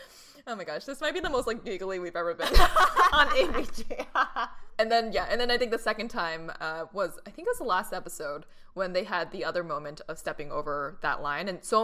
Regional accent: Boston, Massachusetts, United States; growing up in Boston

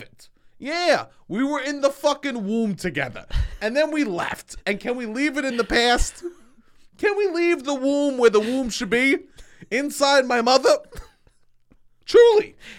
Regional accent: New York City, New York, United States; I grew up in Staten Island

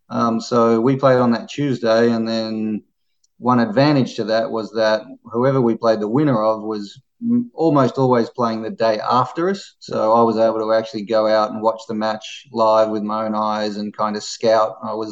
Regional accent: Australia; especially being an Australian and someone that I'd watched for a long time on TV in Davis Cup

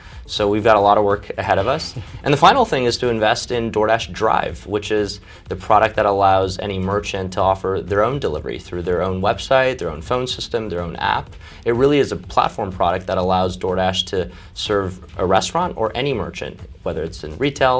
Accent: Champaign, Illinois, United States; also born or lived in China; Growing up in Champaign, it's a small town feel. And you know, my family emigrated here from China when I was five.

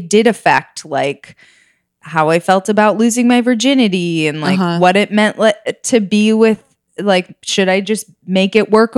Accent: Minnesota, United States; Minnesota. Oh. But like kind of like a rural area.

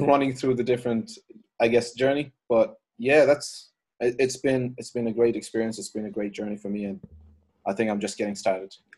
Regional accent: Ireland; moved away; I'm originally from Ireland. Um, I grew up there

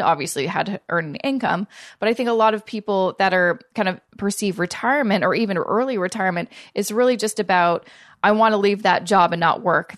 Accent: Canada; I'm Canadian

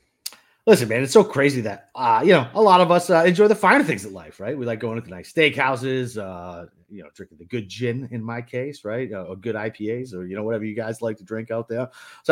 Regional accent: Boston, Massachusetts, United States; Listen, I'm from Boston. I'm typically a Dunkin' guy

